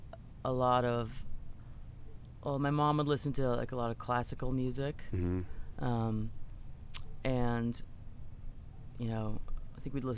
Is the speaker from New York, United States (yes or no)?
no; Belmont, Massachusetts, United States; now in Los Angeles, United States; I grew up in Belmont, Massachusetts.